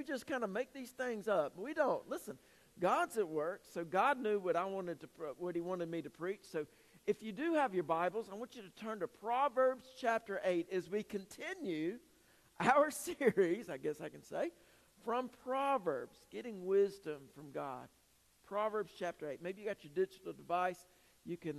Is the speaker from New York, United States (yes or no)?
no; Greenville, South Carolina, United States; I'm from the upstate. I'm from Greenville